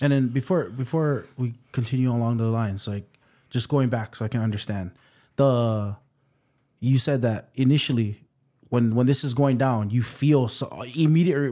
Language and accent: English; Waipahu, Hawaii, United States; I'm from Waipahu, um, grew up here